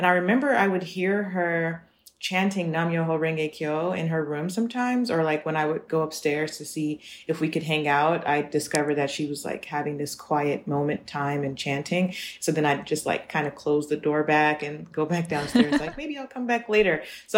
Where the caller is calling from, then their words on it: Los Angeles, California, United States; I'm 32 years old and, well, 32 and a half. And I'm calling from Los Angeles, California right now.